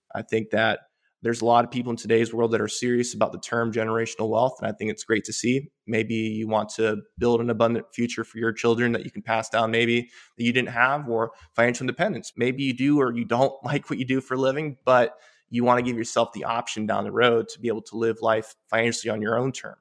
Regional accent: Polk County, central Florida, United States; also born or lived in Caracas, Venezuela / Puerto Rico; I grew up in, in central Florida, in Polk County

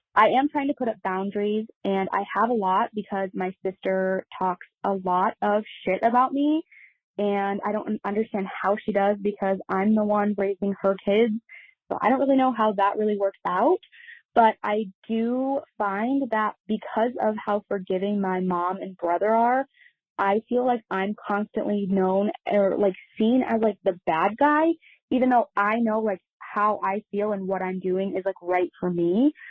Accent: Midwest, United States; I am from the Midwest

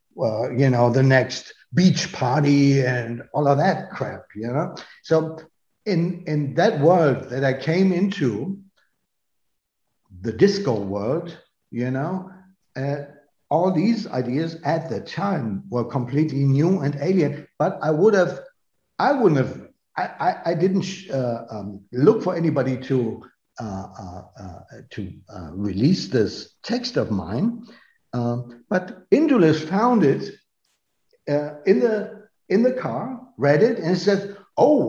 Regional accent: North Rhine-Westphalia, Germany; moved away; also born or lived in Berlin; I come from Westphalia

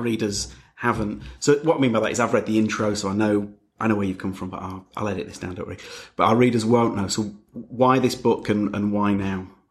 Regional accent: Leeds, Yorkshire and the Humber, United Kingdom; I'm from Leeds

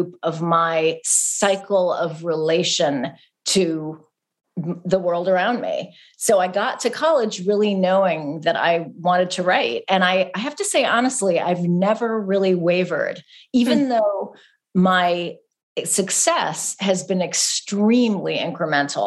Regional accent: California, United States; Growing up in California

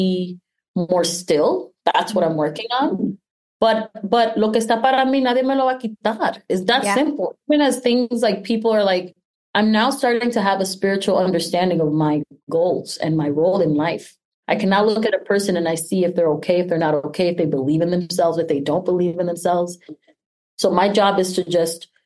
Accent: New York City, New York, United States; we came from Washington Heights

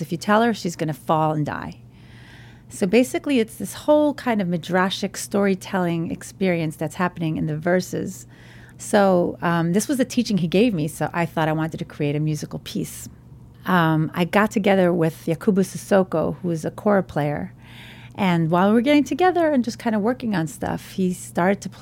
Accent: New York City, New York, United States; I grew up in Borough Park, an ultra-Orthodox Hasidic community in Brooklyn

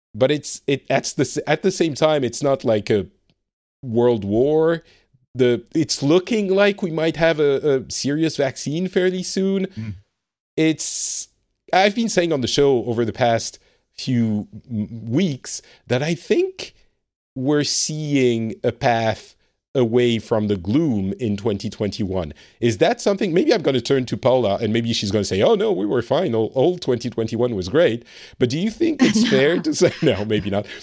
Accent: France; now in Finland; I live in Finland. I am originally from France

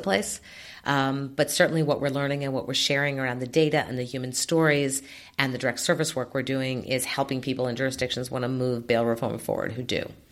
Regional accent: New York City, New York, United States; When I was growing up in New York City

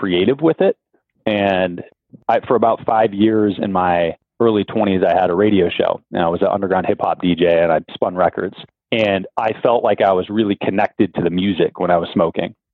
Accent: Ann Arbor, Michigan, United States; I grew up in Ann Arbor, Michigan

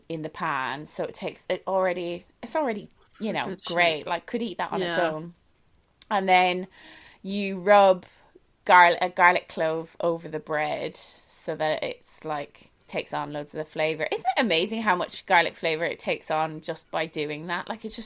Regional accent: Ireland; I'm Irish

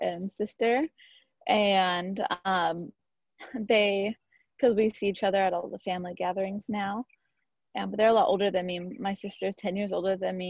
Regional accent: Santa Barbara, California, United States; I grew up in Santa Barbara, one of five kids

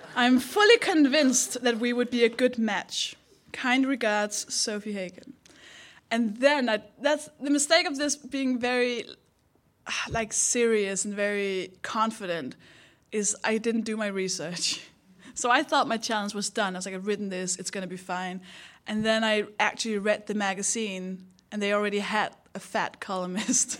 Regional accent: Denmark; accent: Danish; English is a second language; moved away; I'm from Denmark. That's the accent.

